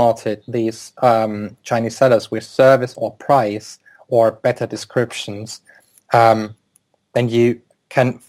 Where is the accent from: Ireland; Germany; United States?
Germany; first language German; English is a second language; moved away as an adult; now in United Kingdom; my native language